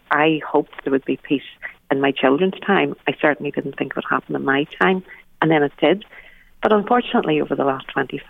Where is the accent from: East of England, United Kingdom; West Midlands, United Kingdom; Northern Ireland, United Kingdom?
Northern Ireland, United Kingdom; Belfast; born or raised there